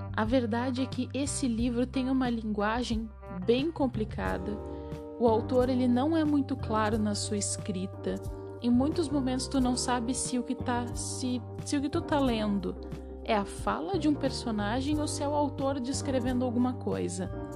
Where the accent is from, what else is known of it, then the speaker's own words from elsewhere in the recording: Rio Grande do Sul, Brazil; eu sou do Rio Grande do Sul.